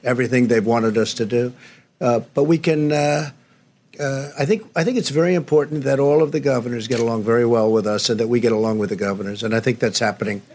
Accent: near New Rochelle, New York, United States; I grew up right near New Rochelle

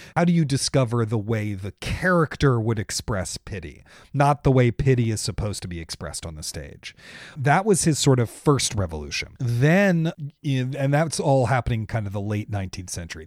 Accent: Washington, District of Columbia, United States; now in New York, United States; I grew up in Washington, D C, um, Northwest D C, nearby Carter Barron.

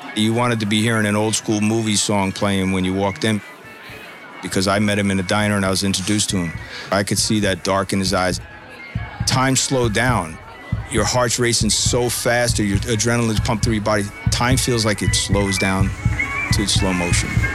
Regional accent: Bayonne, New Jersey, United States; I grew up in a city called Bayonne, New Jersey, just outside of Manhattan.

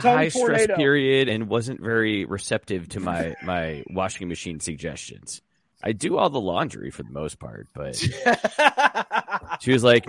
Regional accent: Michigan, United States; I grew up in the Yellowstone of Michigan. Like, I was surrounded by hippies.

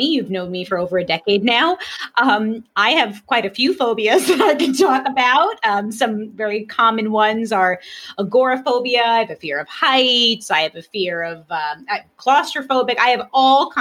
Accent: New York City, New York, United States; I grew up in Brooklyn

